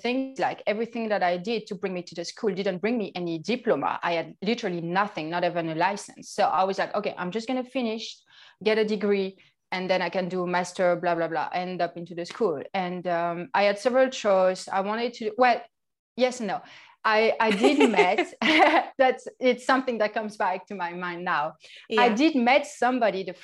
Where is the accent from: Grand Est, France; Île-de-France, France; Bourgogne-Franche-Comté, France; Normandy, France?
Grand Est, France; accent: French; English is a second language; moved away; I'm from France, obviously. I think you can really hear it.